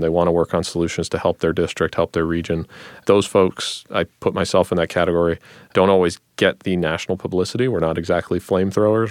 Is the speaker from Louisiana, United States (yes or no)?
no; Northeast Ohio, United States; also born or lived in Stanford, California; I grew up here in Northeast Ohio